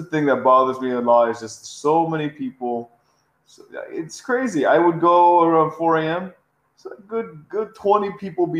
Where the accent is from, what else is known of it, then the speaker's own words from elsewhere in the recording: Los Angeles, California, United States; also born or lived in Riverside, California; was born in Riverside, and I moved to the Valley of I moved to the San Fernando Valley and grew up all my life.